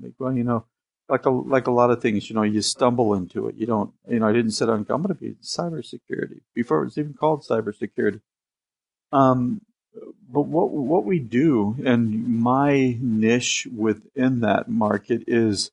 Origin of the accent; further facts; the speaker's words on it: Seattle, Washington, United States; I was born in Seattle